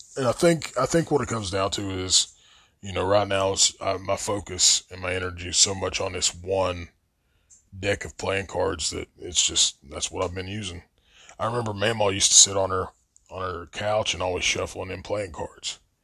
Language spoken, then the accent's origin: English; Logan, West Virginia, United States; I was growing up in Logan